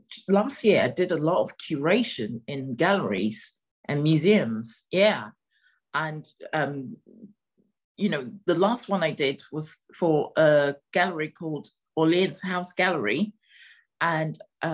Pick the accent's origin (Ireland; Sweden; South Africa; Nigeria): Nigeria; also born or lived in Togo; I grew up in West Africa, and part my family, even though my family is Ghanaian, my grandfather had a business in Nigeria, so I grew up in Nigeria for a little while. I also grew up a little bit in Togo.